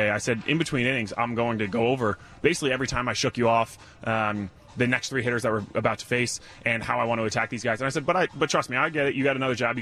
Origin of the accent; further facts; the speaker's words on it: Rhode Island, United States; I'm from Rhode Island